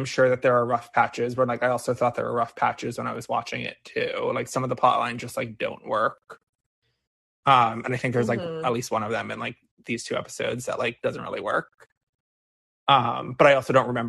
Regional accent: New Jersey, United States; moved away as an adult; now in New York City, United States; I grew up in Jersey and went to school in Jersey

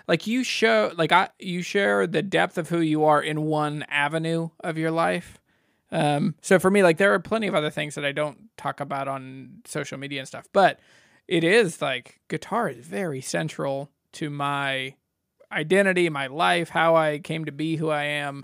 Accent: Shenandoah, United States; I'm from Shenandoah

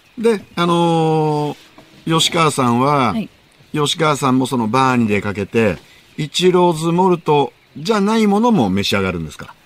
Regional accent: Gunma, Japan; 僕は群馬ですから

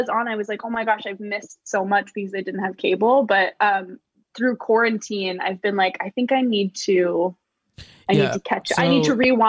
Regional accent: Los Angeles, California, United States; I grew up in Los Angeles.

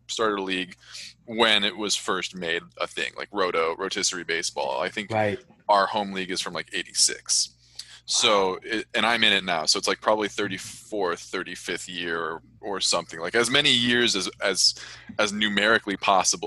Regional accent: Orange County, California, United States; I grew up in Orange County, like a stone's throw from Anaheim Stadium

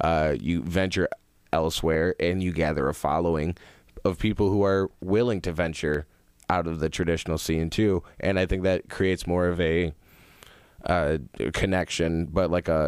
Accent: Zeeland, Michigan, United States; now in Grand Rapids, United States; I grew up in Zealand

